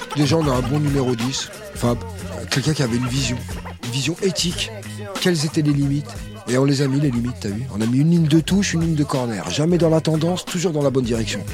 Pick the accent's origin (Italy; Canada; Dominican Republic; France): France; on est né en France, on est français en fait.